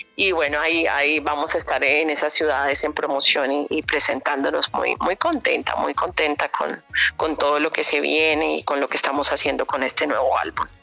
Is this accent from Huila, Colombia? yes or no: no; Valledupar, Cesar, Colombia; soy hija del Turco Gil, mi papá es un hombre de, una tradición musical también muy grande, creo eh, creó la primera Academia de Música Vallenata en Valledupar, en Colombia